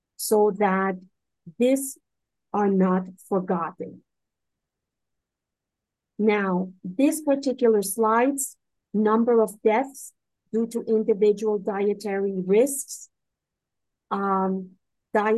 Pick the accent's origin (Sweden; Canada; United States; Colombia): Colombia; Caribbean coast; I'm not from Medellin, I'm from the coast, and the cuisine is completely different.